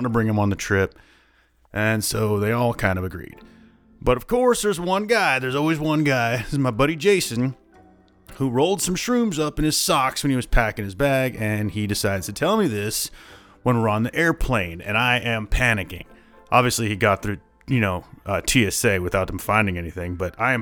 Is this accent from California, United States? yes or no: no; Iowa, United States; I'm from Iowa